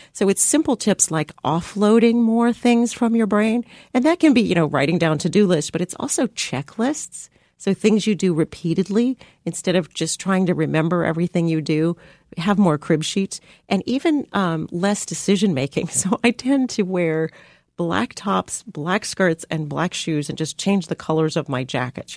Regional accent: San Diego, California, United States; I grew up in San Diego

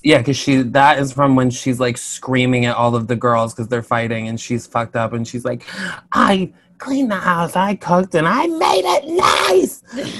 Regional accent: Albany, New York, United States; I'm from Albany, and my dad worked in Saratoga

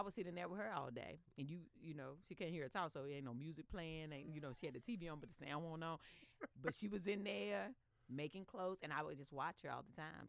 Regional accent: Stoneville, North Carolina, United States; now in Northridge, United States; I, am from a, a, little town called Stoneville, which is outside of the city of Eden

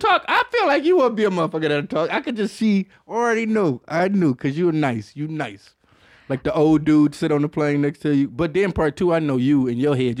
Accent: Detroit, Michigan, United States; I'm from Detroit

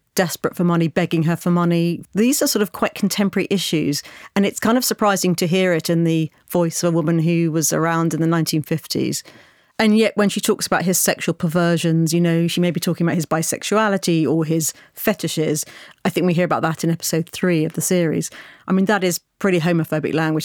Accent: United Kingdom; as a British person

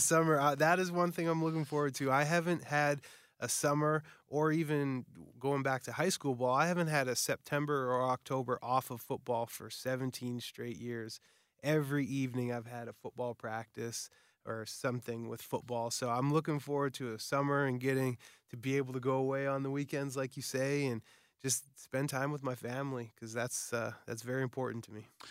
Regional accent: Winnipeg, Manitoba, Canada; Winnipeg. Uh, you know, my hometown

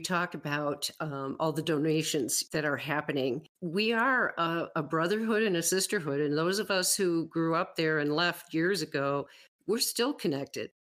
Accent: Western New York, United States; moved away as an adult; now in Wyoming, United States; I grew up in Western New York, but I moved away in 1982. And okay. I've lived in Wyoming

